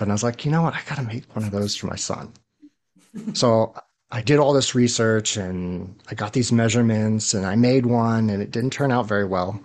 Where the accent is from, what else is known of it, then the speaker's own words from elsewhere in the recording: New York, United States; I grew up in New York